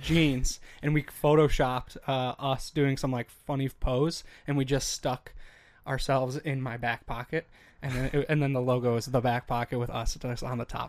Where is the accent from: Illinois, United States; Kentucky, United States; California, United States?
Illinois, United States; Chicago; now in Minnesota, United States; I'm from Chicago